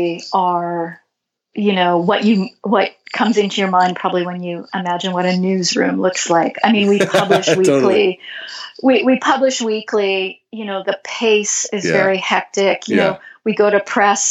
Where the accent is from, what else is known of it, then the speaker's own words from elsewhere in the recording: Canada; I'm Canadian